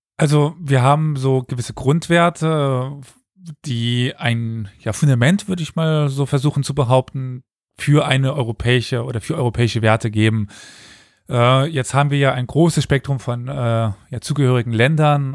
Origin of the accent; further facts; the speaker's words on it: Germany; ich komme aus Deutschland, aus einer Region, wo das nicht das Problem war